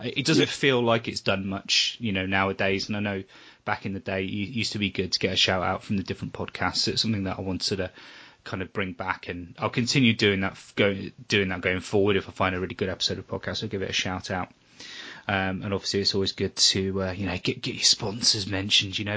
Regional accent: Weymouth, South West England, United Kingdom; my hometown, which is Weymouth

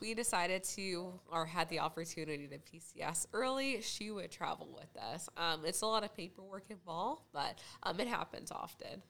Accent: Junction City, Kansas, United States; I was born and raised in Junction City, Kansas.

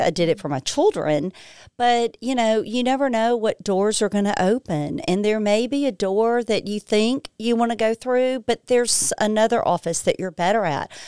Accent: Lexington, Mississippi, United States; moved away as an adult; also born or lived in Alabama; I was born and raised in Lexington, Mississippi, Holmes County

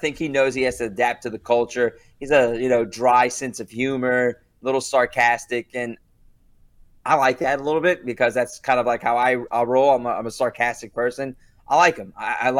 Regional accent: New Orleans, Louisiana, United States; I'm from New Orleans. I went to LSU.

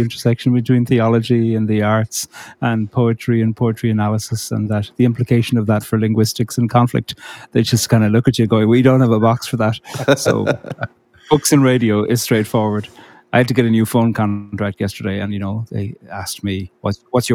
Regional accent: Cork, Munster, Ireland; I grew up in Cork on the very south coast.

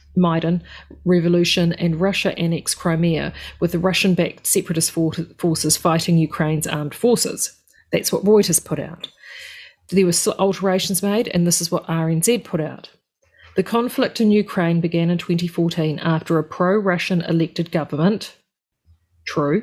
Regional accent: New Zealand; being Kiwi

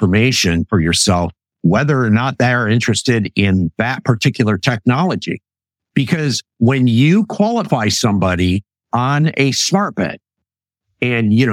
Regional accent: Western Michigan, United States; When I grew up in Western Michigan

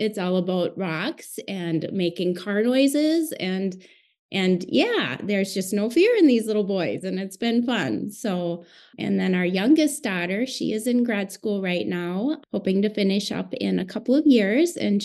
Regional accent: Central Minnesota, United States; I am from Central Minnesota

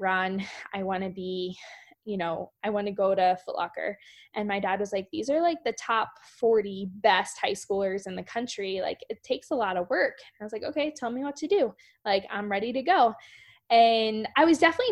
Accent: Shippensburg, Pennsylvania, United States; Shippensburg, Pennsylvania. Very small, rural, south central Pennsylvania, near Gettysburg, Harrisburg, that area

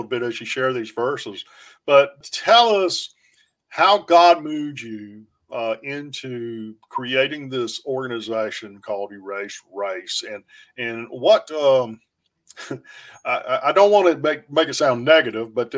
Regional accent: North Carolina, United States; now in Texas, United States; growing up in the Deep South too, down in North Carolina

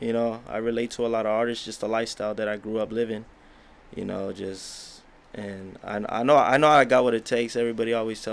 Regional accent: National City, California, United States; I'm from San Diego, but I like to represent National City just growing up. You know, I live in National City since I was 4 years old

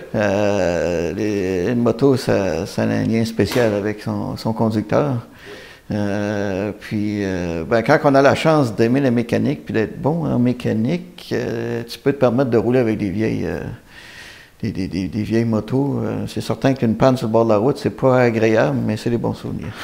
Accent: Saint-Jean-Port-Joli, Quebec, Canada; on est originaire de Saint-Jean-Port-Joli

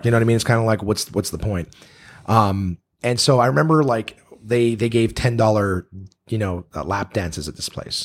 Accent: Canada; I'm Canadian

